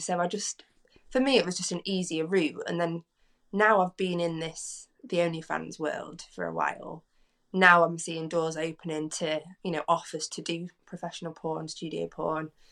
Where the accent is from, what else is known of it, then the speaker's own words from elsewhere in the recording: Derbyshire, East Midlands, United Kingdom; I'm from Derbyshire, so I'm from the Midlands.